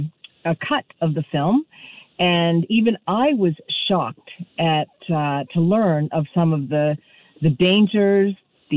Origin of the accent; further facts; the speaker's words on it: Boston, Massachusetts, United States; moved away; Boston, my hometown.